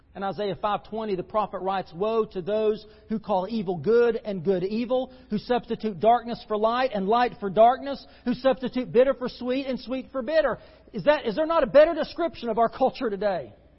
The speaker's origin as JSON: {"language": "English", "country": "United States", "said": "As American Christians"}